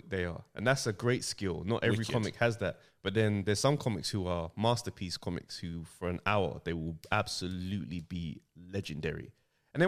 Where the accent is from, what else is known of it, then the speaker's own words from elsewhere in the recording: Jamaica; me as a Jamaican